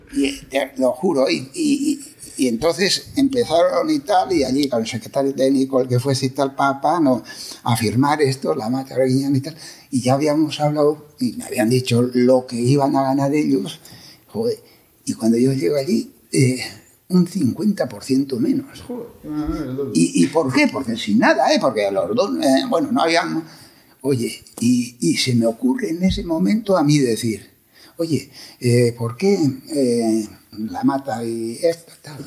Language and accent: Spanish; Irún, Basque Country, Spain; moved away as an adult; also born or lived in Madrid; now in Bilbao, Spain; yo soy de Irún. Y yo soy de Irún, irunés. Hmm. Irunés, sino porque estuve en mis 19 primeros años viví en Irún